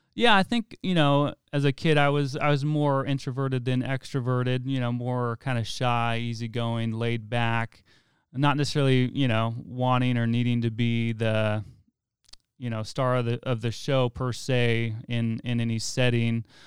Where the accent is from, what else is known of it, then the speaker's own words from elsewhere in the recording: Weed, California, United States; I'm actually from Wairika